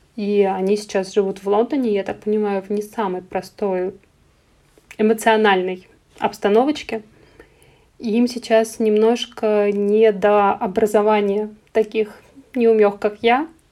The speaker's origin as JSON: {"language": "Russian", "town": "Ivanovo", "region": "Ivanovo Oblast", "country": "Russia", "tie": "born or raised there", "moved": "yes", "lives_now": "Moscow, Russia", "said": "Я родом из Иваново"}